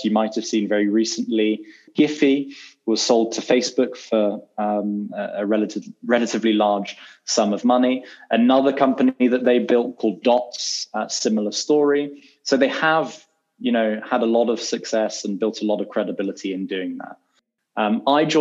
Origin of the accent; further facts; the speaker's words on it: London, United Kingdom; moved away as an adult; now in New York, United States; born in London and I was educated in London. And barring sort of a year or so, I've never lived anywhere else.